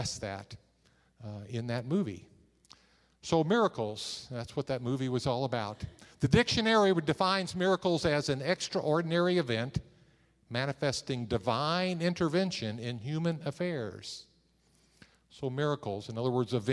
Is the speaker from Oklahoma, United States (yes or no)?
no; Missouri, United States; I'm from Missouri.